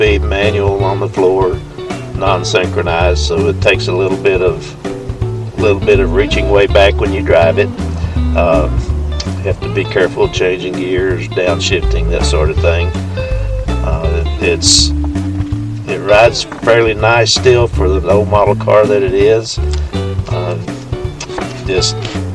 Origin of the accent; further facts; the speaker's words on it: Riesel, Texas, United States; I grew up in Riesel, Texas, which is a little small